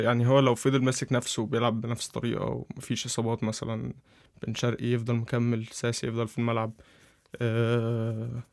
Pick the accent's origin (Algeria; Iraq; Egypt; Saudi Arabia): Egypt; عندنا عندنا في مصر